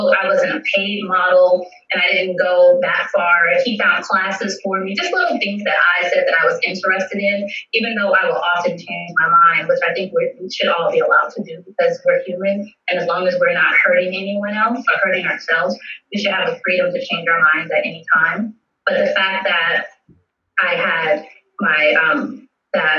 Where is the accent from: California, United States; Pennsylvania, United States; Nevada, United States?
Nevada, United States; Las Vegas; I was born and raised in Las Vegas